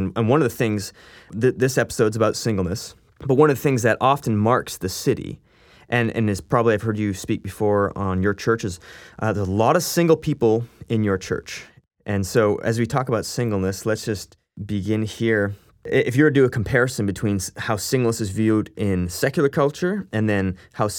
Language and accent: English; Canada; we are from Canada here